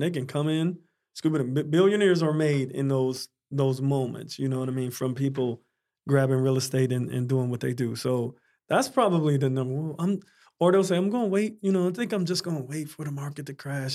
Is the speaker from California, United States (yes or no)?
no; Pittsburgh, Pennsylvania, United States; also born or lived in Dallas, Texas; now in Florida, United States; I'm originally from Pittsburgh, Pennsylvania.